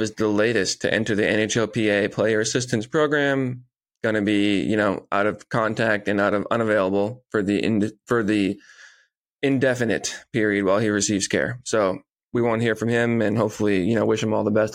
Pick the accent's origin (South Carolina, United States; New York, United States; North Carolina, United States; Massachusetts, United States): Massachusetts, United States; Marshfield; in my hometown